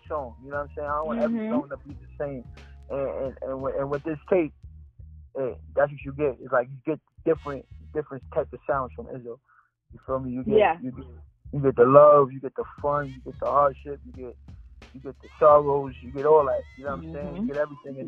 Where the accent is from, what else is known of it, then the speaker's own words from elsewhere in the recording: New York, United States; New York is my hometown.